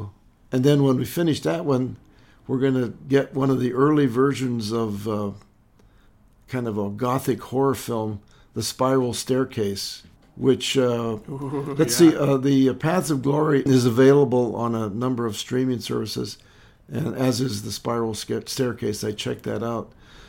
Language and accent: English; Lewistown, United States; Well, I've gone back and thought about growing up in Lewistown.